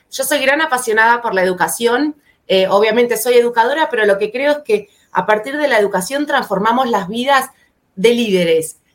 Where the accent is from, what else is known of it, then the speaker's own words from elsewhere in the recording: Argentina; moved away as an adult; now in São Paulo, Brazil; soy argentina, pero vivo hace ya dos años en Sao Paulo, Brasil